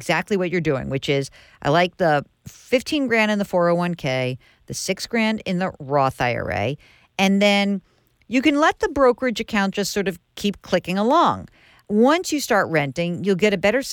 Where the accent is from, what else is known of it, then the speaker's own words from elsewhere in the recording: New York, United States; I'm from New York